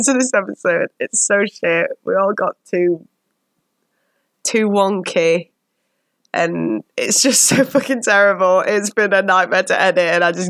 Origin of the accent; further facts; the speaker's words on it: England, United Kingdom; I'm so English. I'm so English.